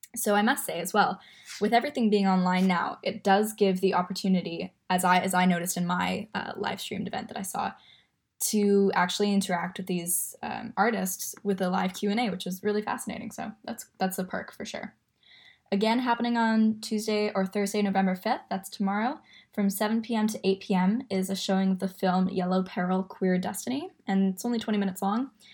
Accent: Vancouver, British Columbia, Canada; I'm from Vancouver

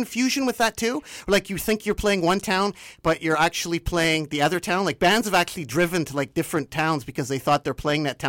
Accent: Vancouver, British Columbia, Canada; Because in Vancouver, it's like we're from Vancouver, British Columbia, Canada.

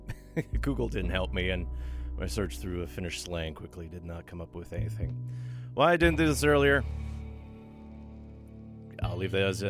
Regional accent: Thunder Bay, Ontario, Canada; also born or lived in North Karelia, Finland; now in Vancouver, Canada; my hometown of Thunder Bay, Ontario

